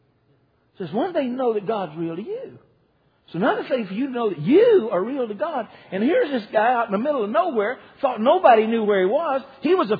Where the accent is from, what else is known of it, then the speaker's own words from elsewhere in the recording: Decatur, United States; also born or lived in Coldwater; I was born in Decatur and got saved down in Coldwater and all around that area right there